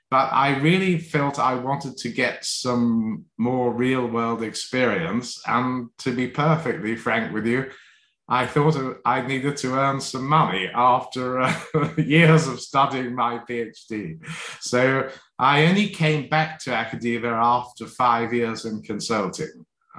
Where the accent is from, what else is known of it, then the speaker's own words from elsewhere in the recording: London, United Kingdom; also born or lived in Hong Kong / Australia; Well, a mixture of places. So partly in London, partly in Hong Kong, and partly in Australia. So we moved around a bit.